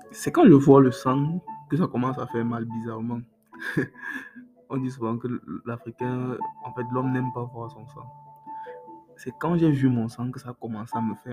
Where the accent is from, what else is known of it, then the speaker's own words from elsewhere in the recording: Cameroon; chez nous au Cameroun, on a une sauce là qu'on appelle Mongo Chobi.